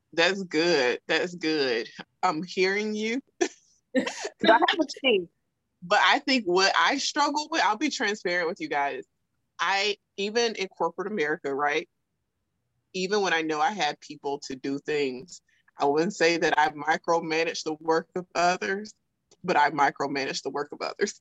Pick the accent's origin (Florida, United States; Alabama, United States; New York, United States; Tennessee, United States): Alabama, United States; South; accent: thick Southern; I'm from South Alabama, so you know, my, my thick Southern accent